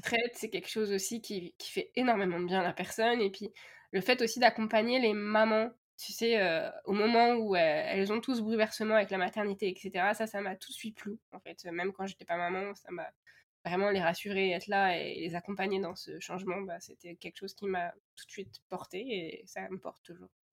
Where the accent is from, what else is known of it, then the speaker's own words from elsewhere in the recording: France; now in Canada; chez nous en France